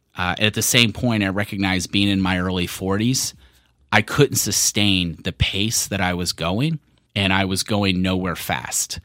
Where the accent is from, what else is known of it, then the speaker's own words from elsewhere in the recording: Richmond, Virginia, United States; moved away as an adult; also born or lived in California; I grew up in Richmond, but I was born in California.